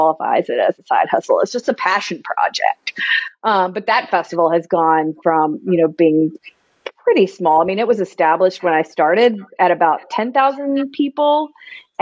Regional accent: Louisville, Kentucky, United States; also born or lived in Lexington, Kentucky; I grew up here in Louisville and went to UK

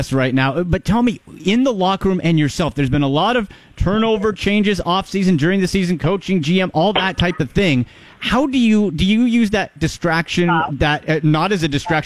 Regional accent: Canada; I grew up in Canada.

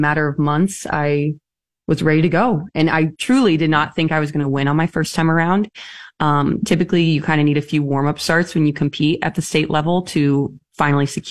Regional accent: Lincoln, Nebraska, United States; moved away as an adult; also born or lived in Chicago / St. Louis / Washington, D.C.; now in Omaha, United States; I was raised in Lincoln and a Pius High School grad. I absolutely adored living and growing up there

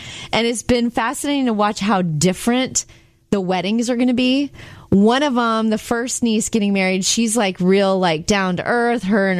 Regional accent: Jupiter, Florida, United States; my hometown of Jupiter

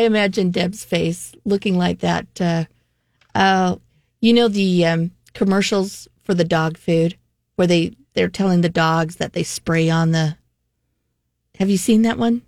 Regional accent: South Jordan, Utah, United States; also born or lived in San Gabriel, California; half my childhood in California and the second half here in Utah

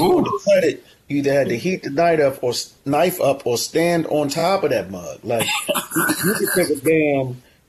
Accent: New York, United States; I grew up in New York too.

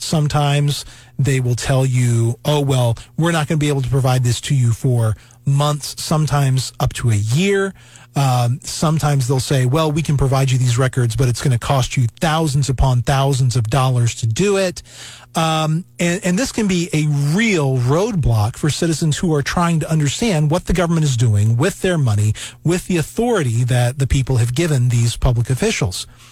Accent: East Tennessee, United States; I was born in East Tennessee. I, right. I am a you know a, a native Tennessean

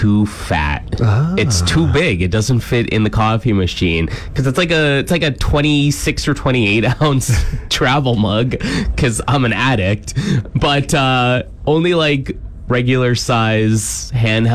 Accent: Ontario, Canada; moved away as an adult; now in Saskatchewan, Canada; when I went to school in Ontario

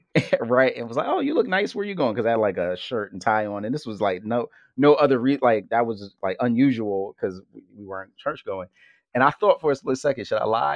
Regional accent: Philadelphia, Pennsylvania, United States; to grow up as a hip hop head from Philly

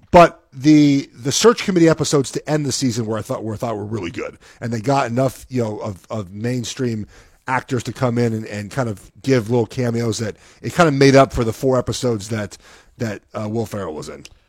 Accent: Los Angeles, California, United States; I'm from Los Angeles

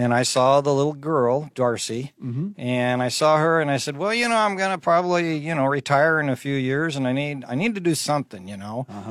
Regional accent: Kearney, Nebraska, United States; I grew up in Kearney, Nebraska.

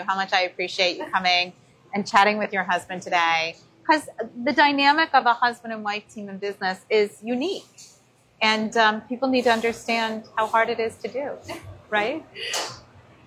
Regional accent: New Jersey, United States; I come from New Jersey

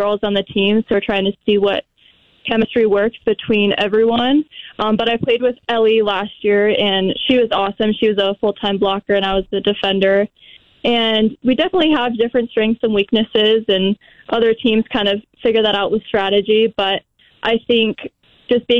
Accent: Castle Rock, Colorado, United States; moved away as an adult; now in Boise, United States; I'm from Colorado

